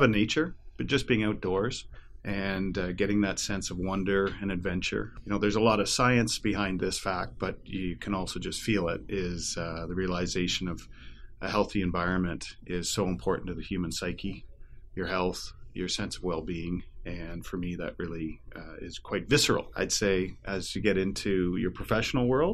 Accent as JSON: {"language": "English", "town": "Toronto", "region": "Ontario", "country": "Canada", "tie": "born or raised there", "also_born_or_lived": "British Columbia", "moved": "yes", "lives_now": "Ottawa, Canada", "said": "I live here in Ottawa, Canada. I grew up in Toronto and spent a lot of years out in beautiful British Columbia"}